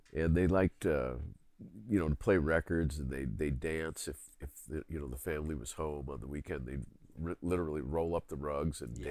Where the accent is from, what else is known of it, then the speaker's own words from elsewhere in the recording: Philadelphia, Pennsylvania, United States; moved away; also born or lived in New York City / Roseville, Minnesota; the main neighborhood I grew up in in Philadelphia, there were tons of kids